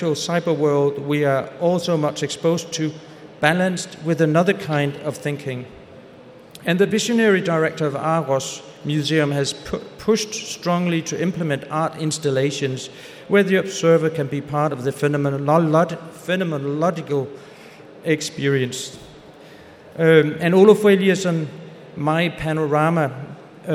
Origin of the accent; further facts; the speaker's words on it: Aarhus, Central Denmark Region, Denmark; back to Aarhus, my hometown, where I come from